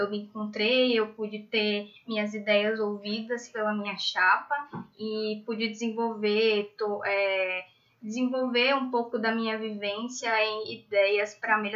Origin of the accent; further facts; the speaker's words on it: Natal, Rio Grande do Norte, Brazil; moved away as an adult; now in São Paulo, Brazil; Natal, né? Do Rio Grande do Norte, eu não sou de São Paulo.